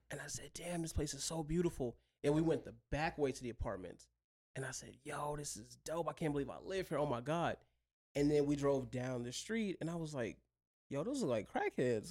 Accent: Mississippi, United States; also born or lived in Buffalo, New York / Chicago / Detroit; now in Las Vegas, United States; I'm originally from Mississippi

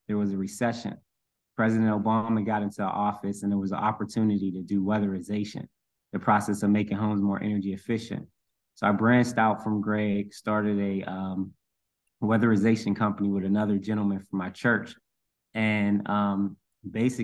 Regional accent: Pittsburgh, Pennsylvania, United States; my childhood, growing up in Section 8 housing, moving a lot all over the city

